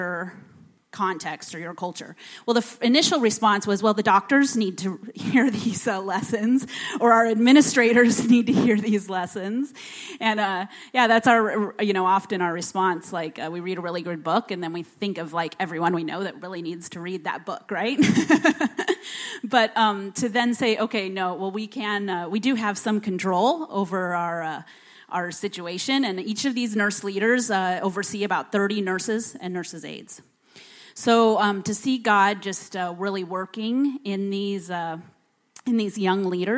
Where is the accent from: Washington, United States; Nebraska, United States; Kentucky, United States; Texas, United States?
Nebraska, United States; Bellevue; moved away as an adult; now in Mali; I grew up in Bellevue